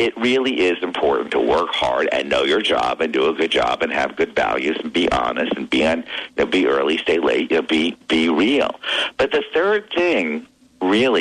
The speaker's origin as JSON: {"language": "English", "town": "Armonk", "region": "New York", "country": "United States", "said": "I'm from Armonk, which is IBM headquarters"}